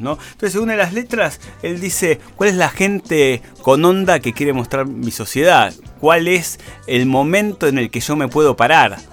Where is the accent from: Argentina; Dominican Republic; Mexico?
Argentina; cómo somos los argentinos